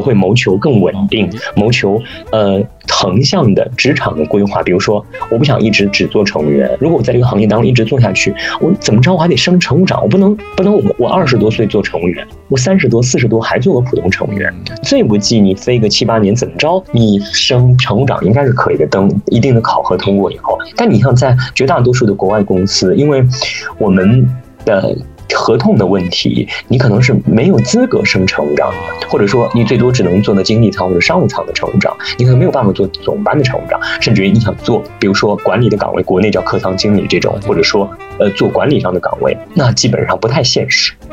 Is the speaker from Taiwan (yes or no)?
no; China; moved away; 对于我们中国人而言